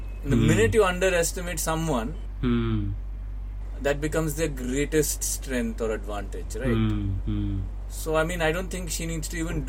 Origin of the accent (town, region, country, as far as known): India